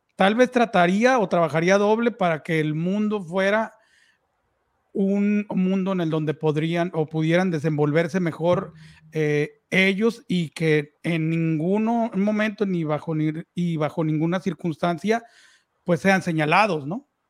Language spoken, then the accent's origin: Spanish; Mexico; los tres somos mexicanos